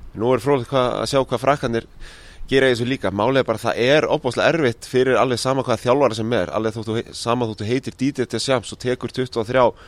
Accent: Iceland; við erum frá Íslandi

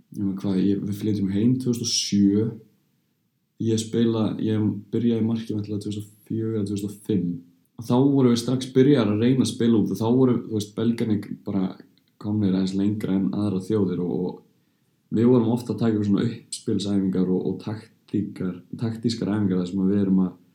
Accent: Belgium; moved away; ég ólst náttúrulega upp hjá toppklubbi í Belgíu

